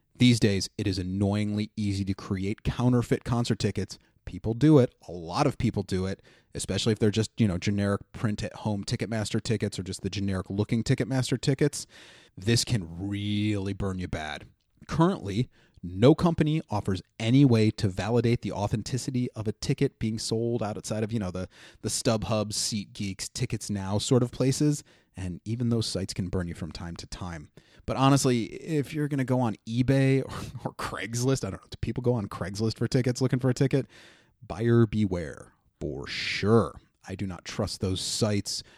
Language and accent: English; Ohio, United States; now in New York City, United States; my home state of Ohio